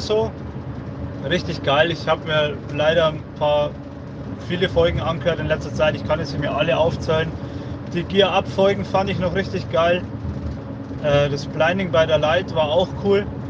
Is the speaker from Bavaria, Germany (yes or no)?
yes; Upper Palatinate, Bavaria, Germany